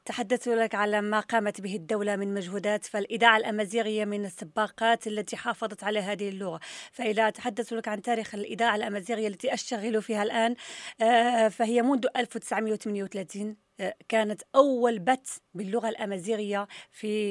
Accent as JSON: {"language": "Arabic", "country": "Morocco", "said": "عندنا في المغرب"}